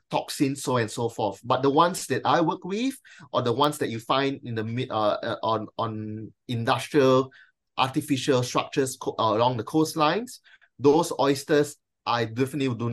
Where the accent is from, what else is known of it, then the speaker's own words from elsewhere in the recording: Malaysia; now in Australia; me being a Malaysian and of Chinese descent